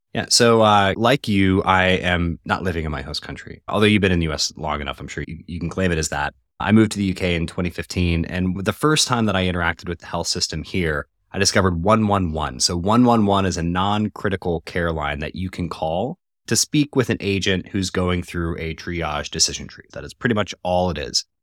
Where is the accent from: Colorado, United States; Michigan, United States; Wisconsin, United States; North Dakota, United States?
Colorado, United States; I'm from Colorado originally